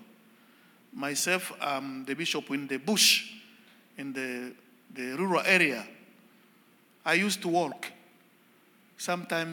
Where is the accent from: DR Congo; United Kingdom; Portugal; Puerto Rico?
DR Congo; English is a second language; I come from the Democratic Republic of Congo